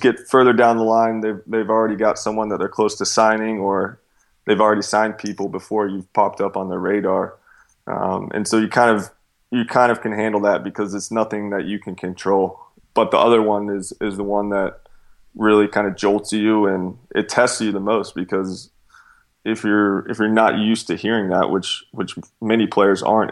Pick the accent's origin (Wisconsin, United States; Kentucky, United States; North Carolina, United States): North Carolina, United States; Charlotte; I went to train with Charlotte Eagles, my hometown team.